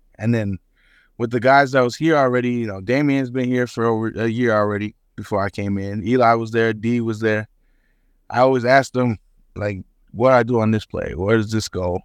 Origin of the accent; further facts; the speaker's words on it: Hawaii, United States; moved away as an adult; also born or lived in Garden City, Kansas; now in Manhattan, Kansas, United States; I'm, I'm Samoan. I'm, I'm from Hawaii